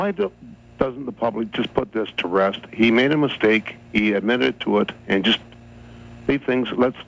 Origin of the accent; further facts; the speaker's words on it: Canada; now in London; I'm Canadian. I live in London.